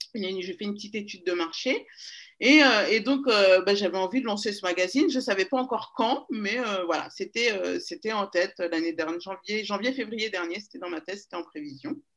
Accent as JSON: {"language": "French", "town": "Paris", "region": "Île-de-France", "country": "France", "tie": "born or raised there", "also_born_or_lived": "Seine-et-Marne", "said": "je suis née à Paris. J'ai grandi à Paris jusqu'à mes 10 ans. Et ensuite, on a déménagé en région parisienne, dans le 77"}